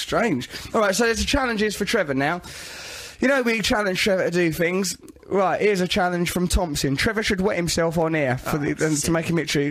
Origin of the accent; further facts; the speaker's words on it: England, United Kingdom; We're English. People like that.